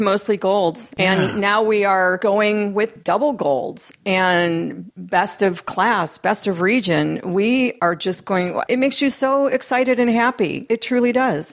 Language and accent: English; Midwest, United States; now in California, United States; I'm originally from the Midwest